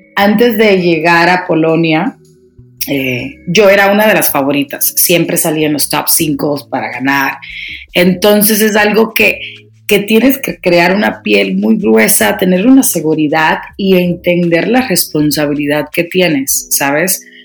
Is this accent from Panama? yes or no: no; Dominican Republic; moved away as an adult; also born or lived in New York City, United States; now in Mexico City, Mexico; me crié en mi país, República Dominicana